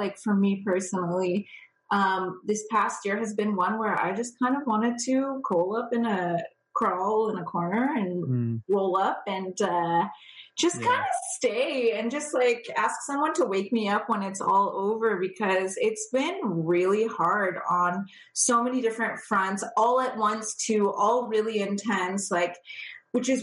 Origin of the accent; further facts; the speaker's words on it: California, United States; moved away as an adult; now in Toronto area, Canada; I born and raised in California, purebred California girl.